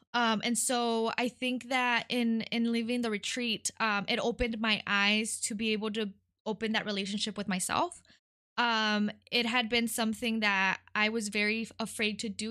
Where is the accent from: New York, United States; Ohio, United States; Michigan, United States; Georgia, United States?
Michigan, United States; Detroit; first language Spanish; English is a second language; also born or lived in California / Mexico; I was born in California, um, and I lived there until I was eight. Uh, my parents are immigrants from Mexico, um, and so we moved to Detroit when I was eight